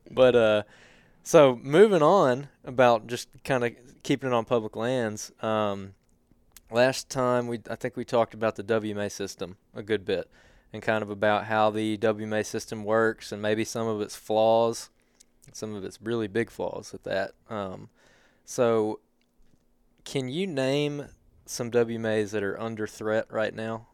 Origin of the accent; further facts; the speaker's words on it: Helena, Alabama, United States; I grew up in Helena